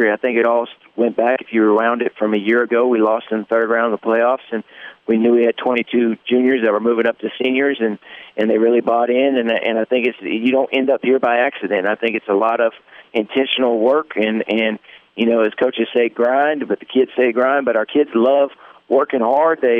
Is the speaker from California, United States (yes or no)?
yes; Southern California, United States; now in Columbia, Mississippi, United States; I'm from Southern California